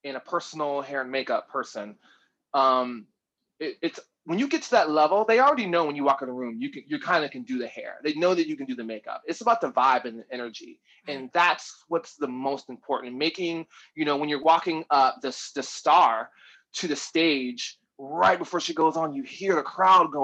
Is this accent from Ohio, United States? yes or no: yes; Ohio, United States; moved away as an adult; now in New York, United States; I'm originally from Ohio